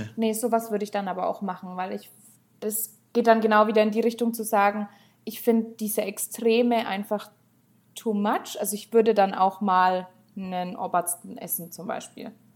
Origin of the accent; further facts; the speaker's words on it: Steppach, Bavaria, Germany; now in Höchstadt, Germany; ich komme ursprünglich eigentlich vom einem der kleinsten Dörfer überhaupt. Also ich komme aus Steppach